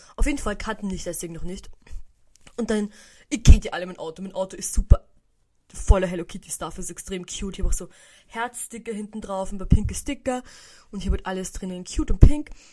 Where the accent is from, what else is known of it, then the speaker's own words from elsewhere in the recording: Burgenland, Austria; nach Hause gefahren bei uns im Burgenland